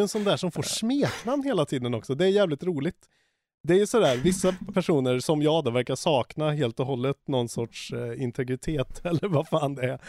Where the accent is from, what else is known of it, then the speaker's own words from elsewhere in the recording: Karlstad, Värmland, Sweden; moved away; also born or lived in Stockholm; från Karlstad, där jag är ifrån.